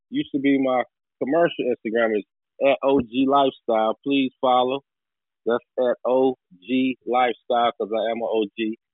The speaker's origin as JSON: {"language": "English", "town": "New Bern", "region": "North Carolina", "country": "United States", "said": "I'm from New Bern, North Carolina."}